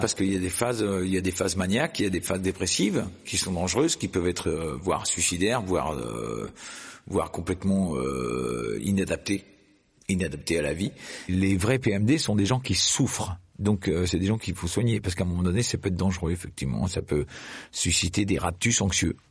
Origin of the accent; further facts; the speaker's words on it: Clermont-Ferrand, Auvergne-Rhône-Alpes, France; je suis né à Clermont-Ferrand